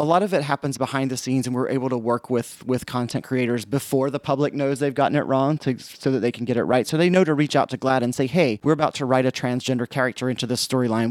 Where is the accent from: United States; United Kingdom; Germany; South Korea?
United States; South Carolina; moved away; I grew up in South Carolina, which you guys can probably figure out from my voice.